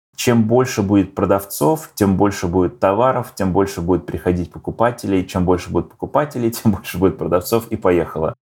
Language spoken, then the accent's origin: Russian; Russia; moved away as an adult; also born or lived in Slovakia / Ukraine; now in Los Angeles, United States; Я родился в Словакии давным-давно, 40 лет назад. Жил немного на Украине и переехал в Россию, где провел, наверное, большую часть своей жизни, 25 лет